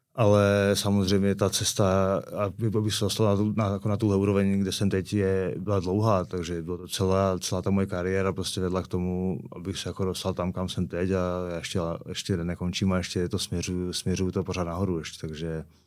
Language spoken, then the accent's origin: Czech; Karviná, Moravian-Silesian Region, Czechia; moved away as an adult; now in Prague, Czech Republic; Jsme z Karviného Borova